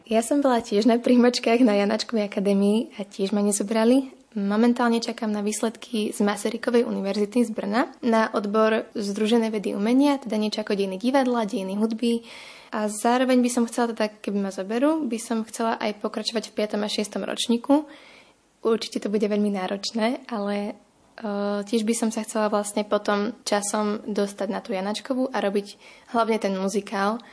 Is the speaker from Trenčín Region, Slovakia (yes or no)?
no; Nové Zámky, Nitra Region, Slovakia; som z Nových zámkov a od malička som vedela, že chcem ísť na konzervatórium